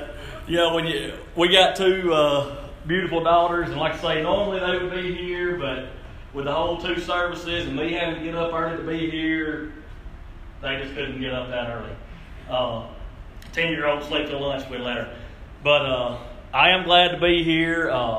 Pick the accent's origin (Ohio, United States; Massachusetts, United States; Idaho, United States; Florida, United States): Ohio, United States; Cleveland; But like Brother Rick said … I grew up in Cleveland, graduated class of 2000. Basically stayed here until I got married in 2008.